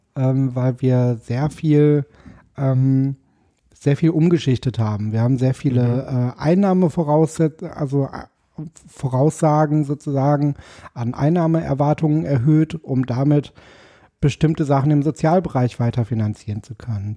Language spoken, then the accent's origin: German; Paderborn, North Rhine-Westphalia, Germany; moved away as an adult; also born or lived in Dortmund; now in Berlin, Germany; ich bin äh, geboren in Paderborn